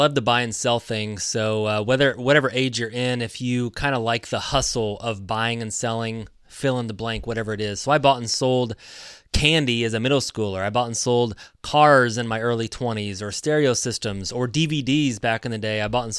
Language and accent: English; Indiana, United States; So I grew up in Indiana. I was a basketball player, so I wanted to be an athlete, to be a basketball player.